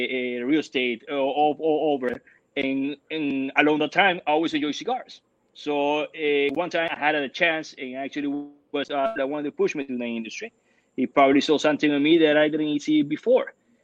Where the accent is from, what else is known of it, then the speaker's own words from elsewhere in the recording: Nicaragua; moved away as an adult; now in Miami, United States; I was born and raised in Nicaragua. My family will live in Nicaragua for over 200 years.